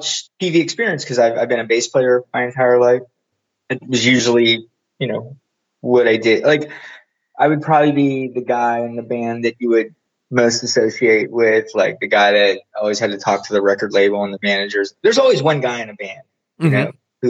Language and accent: English; Aliquippa, Pennsylvania, United States; also born or lived in Etna, Pennsylvania; I'm originally from a place called, I guess, Aliquippa, Pennsylvania